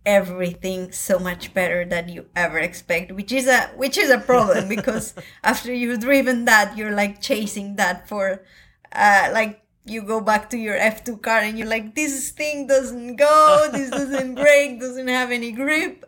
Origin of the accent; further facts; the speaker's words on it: Colombia; I come from Colombia